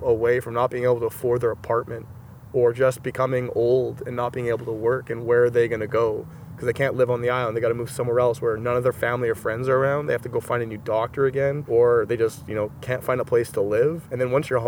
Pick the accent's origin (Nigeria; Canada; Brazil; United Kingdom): Canada; Manitoba; I was from Manitoba